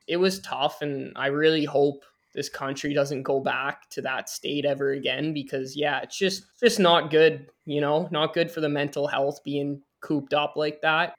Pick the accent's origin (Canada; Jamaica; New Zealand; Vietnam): Canada; I'm a Canadian